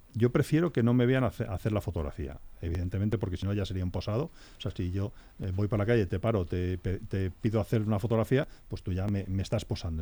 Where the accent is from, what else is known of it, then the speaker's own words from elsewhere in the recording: Guadalajara, Castilla-La Mancha, Spain; en mi tierra, en Guadalajara